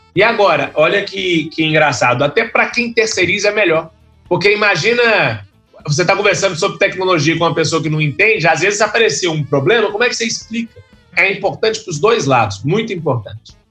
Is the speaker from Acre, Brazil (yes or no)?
no; Belo Horizonte, Minas Gerais, Brazil; Eu sou de Belo Horizonte, lá em, em, Minas Gerais